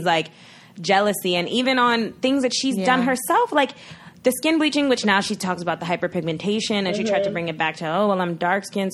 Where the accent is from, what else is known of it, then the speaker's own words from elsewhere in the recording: New York City, New York, United States; I'm from Brooklyn